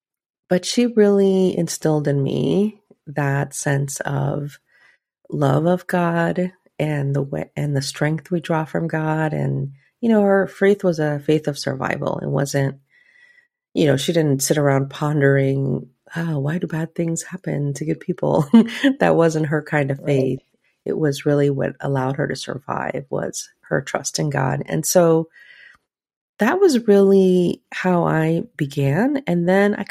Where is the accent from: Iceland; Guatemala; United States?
Guatemala; I grew up in the Catholic Church, like a lot of Guatemalan little girls